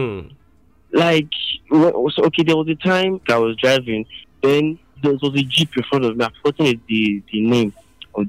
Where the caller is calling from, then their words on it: Akure, Ondo, Nigeria; I'm calling from Akure